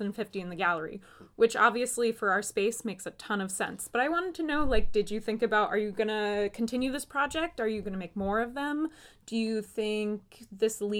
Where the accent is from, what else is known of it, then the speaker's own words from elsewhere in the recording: Riverhead, New York, United States; now in Flushing, United States; I live in Flushing now and I grew up on Long Island in Riverhead